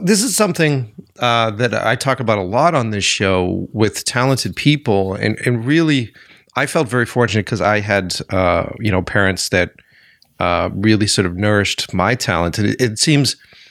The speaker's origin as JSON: {"language": "English", "town": "Framingham", "region": "Massachusetts", "country": "United States", "tie": "born or raised there", "said": "I grew up in Framingham, Mass."}